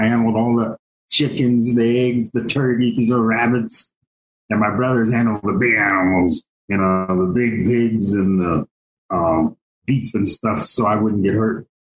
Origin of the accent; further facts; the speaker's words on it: Ohio, United States; also born or lived in Columbus; And I was born in Columbus, Ohio. I spent until I was two in the city of Columbus. And as our family grew, we moved to a country farm. About 9 acres between Columbus and Delaware.